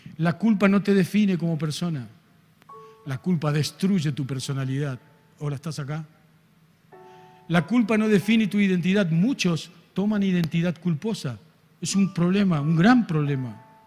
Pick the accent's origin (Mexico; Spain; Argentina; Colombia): Argentina